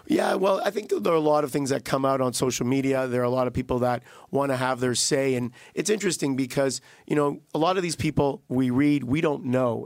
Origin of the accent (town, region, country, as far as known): Canada